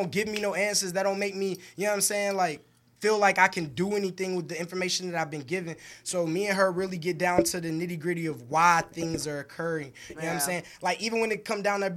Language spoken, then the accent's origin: English; New York City, New York, United States; I'm from Brooklyn and mom's Georgia.